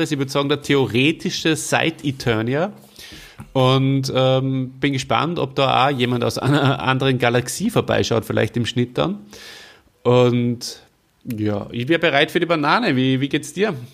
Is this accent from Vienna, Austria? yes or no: no; Salzburg, Austria; Also ich, ich, bin ja groß geworden in Salzburg, äh, da war unser Hauptskigebiet eins, wo zum Beispiel so ein Zweiersessellift dabei war, in der Gorsau.